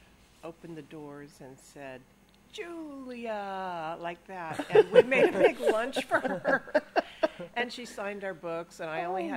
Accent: Manhattan Beach, California, United States; moved away as an adult; also born or lived in Hawaii; now in Sonoma, United States; I grew up in Manhattan Beach

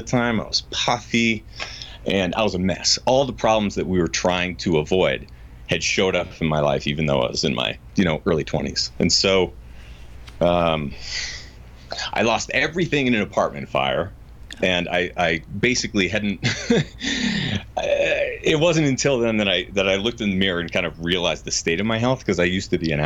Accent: New Hampshire, United States; moved away as an adult; now in Colorado, United States; I grew up in New Hampshire.

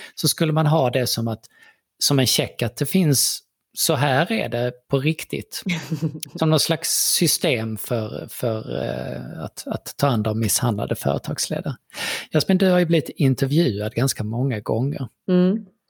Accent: Sweden; vi är ju svenskar så att vi säger ju saker på väldigt svenskt sätt

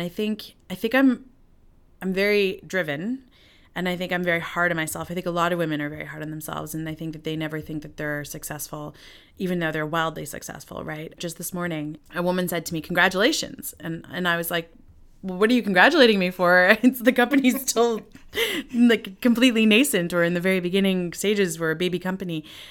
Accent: New York, United States; born there; and they met in Zambia and married in Malawi, and I was born in New York.

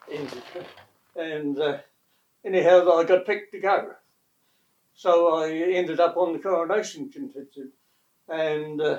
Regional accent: Greymouth, West Coast, New Zealand; moved away; also born or lived in Christchurch; I was born in Greymouth.

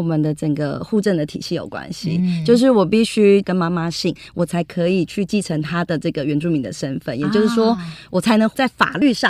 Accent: Taipei, Taiwan; also born or lived in Taitung; 其实我是在台东出生，然后一直跟着外公外婆到三四岁要念幼稚园的时候，我就被接到台北来念书

